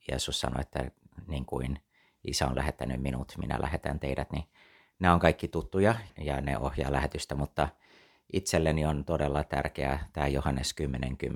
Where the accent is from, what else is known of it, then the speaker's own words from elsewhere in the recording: Taiwan; also born or lived in United States; synnyin ja kasvoin Taivanilla lähetyslapsena koko lapsuuteni ja, ja tota, sitten siitä eteenpäin tota, tein lähetystyötä kiinalaisten parissa New Yorkissa, vietin melkein 20 vuotta Yhdysvalloissa ja sieltä sitten palasin Taivaniin itse lähetystyöhön teologian kouluttajana seitsemän vuotta